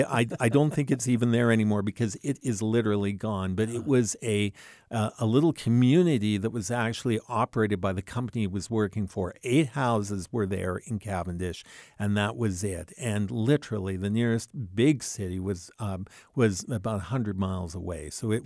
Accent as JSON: {"language": "English", "town": "Vancouver", "region": "British Columbia", "country": "Canada", "tie": "born there", "also_born_or_lived": "Alberta", "said": "I was born in Vancouver, British Columbia. And then my dad kind of lost his job. His company went on strike forever, basically. And so finally, a relative said, hey, why don't you move out to the Canadian prairies?"}